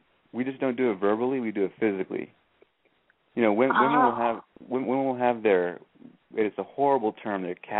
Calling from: Hesperia, California, United States; I'm 30 years old. I'm in Hesperia.

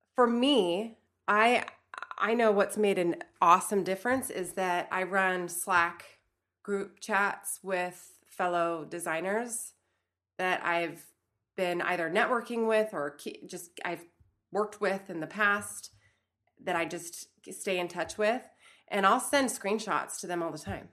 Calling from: Toronto, Ontario, Canada; I'm calling in from Toronto, Canada

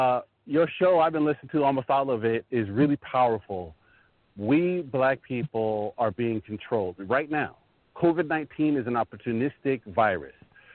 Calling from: Northern Virginia, United States; calling from Northern Virginia.

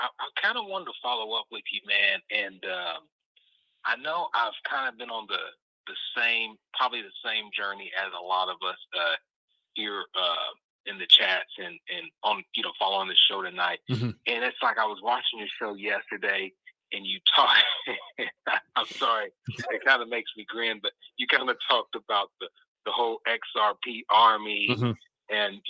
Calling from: Midwest, United States; Hey, this is … from the Midwest.

